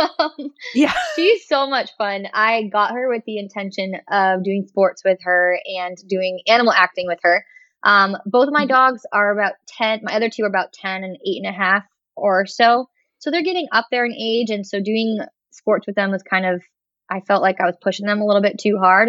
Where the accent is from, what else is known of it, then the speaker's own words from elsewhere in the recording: Florida, United States; also born or lived in Kentucky; now in Virginia, United States; I grew up in Florida